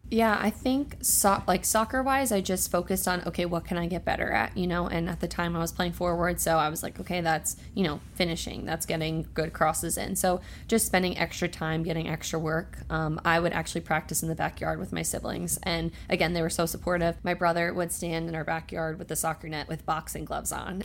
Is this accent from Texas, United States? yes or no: no; Roxbury, New Jersey, United States; very happy to have lived there and grown up there